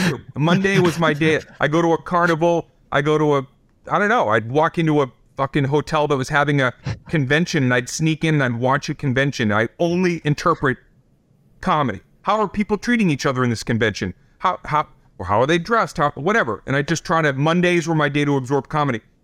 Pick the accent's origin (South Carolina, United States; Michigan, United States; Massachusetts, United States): Massachusetts, United States; Boston; I'm the kid from Boston